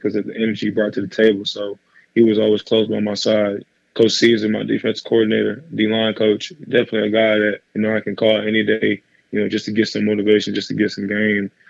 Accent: Arlington, Texas, United States; I'm from Arlington, Texas, man. I went to Mansfield Timberview

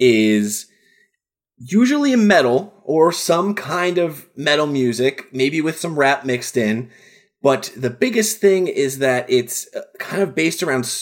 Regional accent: Central New Jersey, United States; I grew up in Central New Jersey.

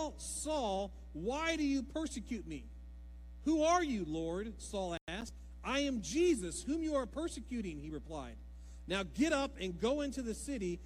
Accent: Ohio, United States; moved away; We're all from Ohio

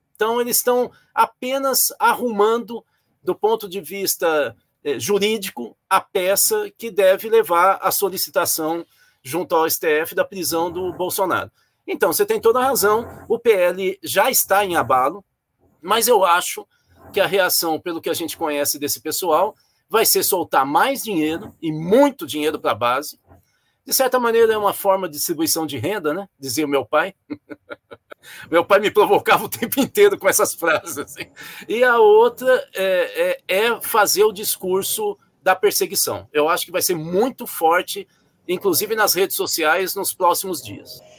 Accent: São Paulo, Brazil; sou paulista, eu sou paulista

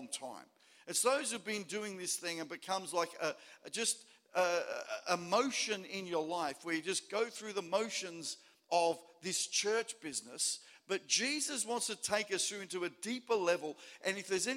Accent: Melbourne, Victoria, Australia; now in Port Lincoln, Australia; where I grew up in Melbourne.

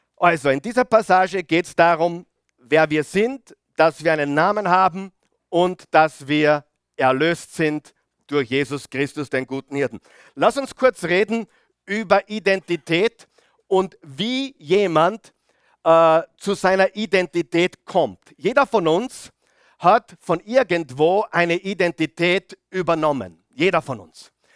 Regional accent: Mühlviertel, Upper Austria, Austria; bei uns im Mühlviertel

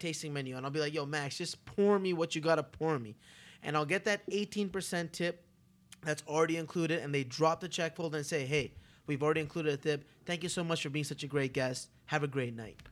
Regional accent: Toronto, Ontario, Canada; now in Las Vegas, United States; I'm from Toronto, Canada, the biggest Greek town in the world

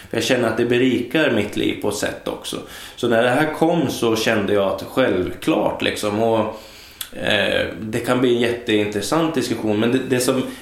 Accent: Hållnäs, Uppsala County, Sweden; moved away; ja men där kommer jag ifrån. Ja. Så kan man säga. Men, men då är eh, vi lite... Hållnäs kan man säga. Hållnäs. Jag brukar säga Hållnäs.

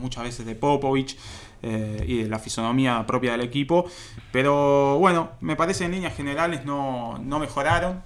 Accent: Argentina; nosotros argentinos.

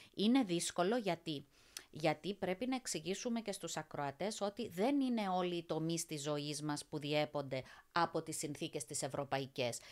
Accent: Cyprus; also born or lived in England; now in Brussels, Belgium; μία Κύπρια Ελληνίδα

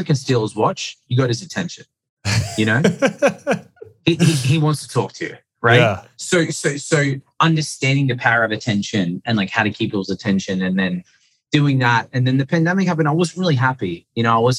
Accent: Sydney, New South Wales, Australia; I was born in Sydney, Australia

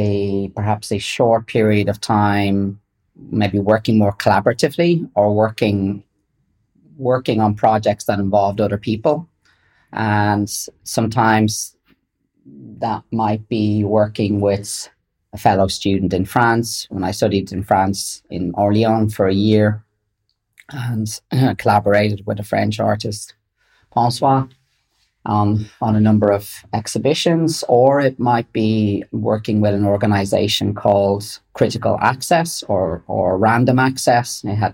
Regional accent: London, United Kingdom; born there; also born or lived in Dublin, Ireland; I was born in London.

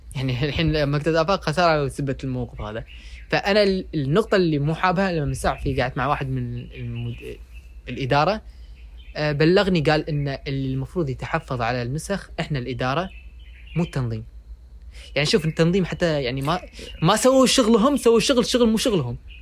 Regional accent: Kuwait; عندنا بالكويت

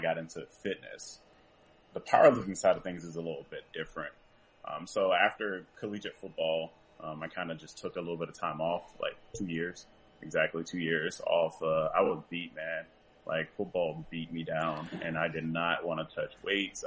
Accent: Franklinton, North Carolina, United States; I'm from Franklinton, North Carolina

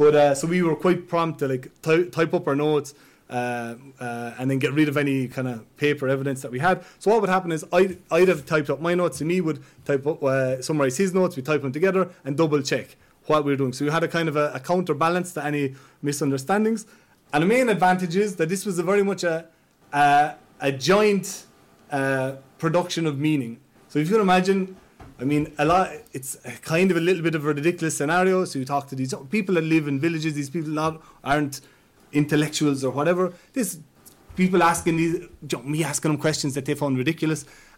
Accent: Ireland; But as an Irish person, I had a huge advantage.

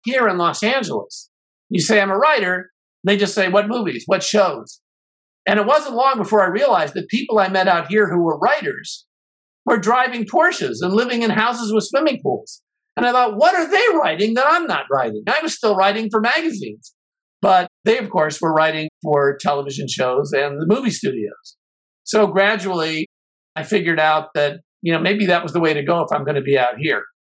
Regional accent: Chicago, Illinois, United States; I grew up in Chicago

